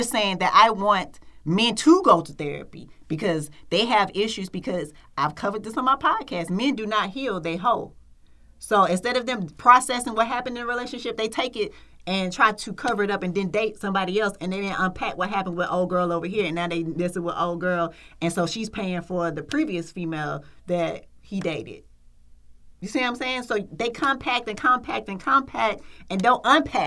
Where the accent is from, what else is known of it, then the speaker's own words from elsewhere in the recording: Atlanta, Georgia, United States; I grew up in Adamsville